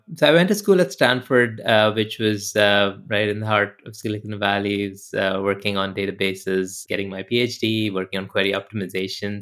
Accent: India; moved away; I grew up in India

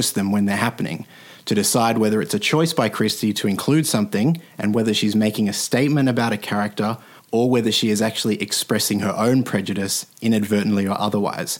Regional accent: Australia; as an Australian

